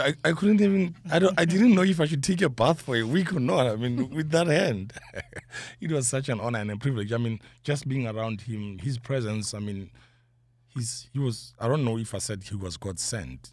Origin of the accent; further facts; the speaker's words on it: Johannesburg, Gauteng, South Africa; I'm from South Africa, Johannesburg, but Soweto.